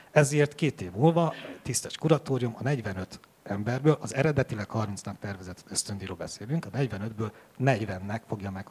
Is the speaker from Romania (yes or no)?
yes; Transylvania, Romania; Mondom, nagyon bánt, mert én székely vagyok, és a székelyek nem